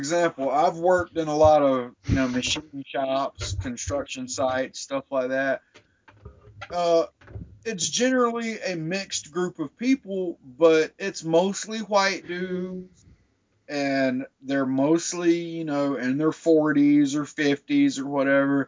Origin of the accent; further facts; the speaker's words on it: South Carolina, United States; I grew up in South Carolina, so I've grown up around that shit all my fucking life